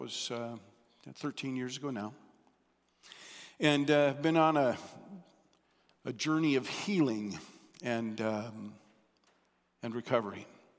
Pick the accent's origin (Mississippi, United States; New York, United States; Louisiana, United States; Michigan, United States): Michigan, United States; born there; I'm a Midwesterner. I was born in southern Michigan to … my dad went into the pastorate